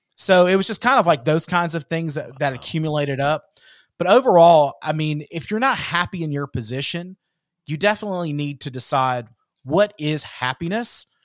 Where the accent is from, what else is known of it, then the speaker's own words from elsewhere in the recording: Georgia, United States; moved away; my hometown back in georgia